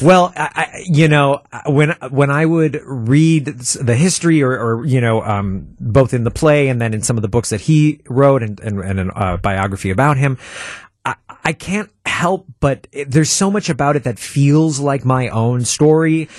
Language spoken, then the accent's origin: English; Milwaukee, Wisconsin, United States; I was born in Milwaukee and I spent the first two years of my life, uh, o, o, on National Avenue.